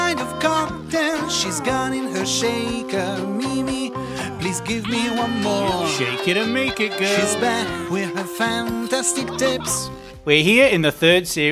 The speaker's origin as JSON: {"language": "English", "town": "Manchester", "region": "North West England", "country": "United Kingdom", "tie": "born or raised there", "said": "Originally I'm from Gorton."}